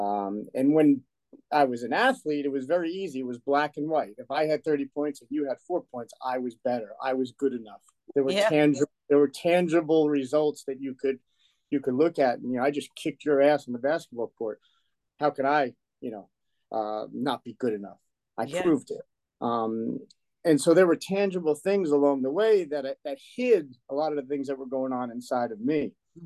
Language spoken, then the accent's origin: English; Woodbridge, New Jersey, United States; I grew up in Woodbridge, New Jersey. We grew up in a little town, a section of Woodbridge called Colonia